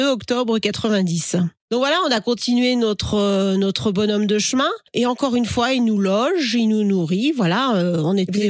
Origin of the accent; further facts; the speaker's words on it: the West, western France, France; je viens de l'Ouest, hein, parce que j'ai été élevé au camembert